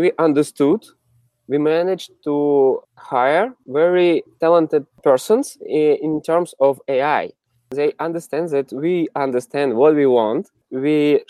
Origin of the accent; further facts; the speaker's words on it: Siberia, Russia; also born or lived in Moscow, Russia; now in San Francisco, United States; I'm originally from Siberia, very middle of Russia. And then I moved to Moscow.